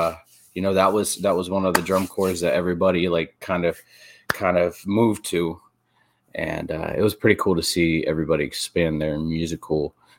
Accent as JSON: {"language": "English", "town": "Erie", "region": "Pennsylvania", "country": "United States", "tie": "born or raised there", "said": "Yeah, I grew up in Erie, and I had a bunch of friends."}